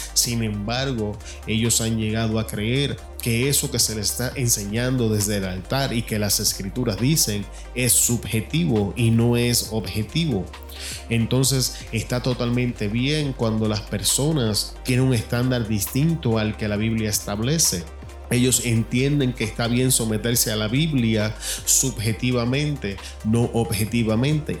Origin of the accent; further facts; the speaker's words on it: Puerto Rico; now in Arizona, United States; La manera en que cocinamos en mi país, Puerto Rico, es totalmente diferente a la comida mexicana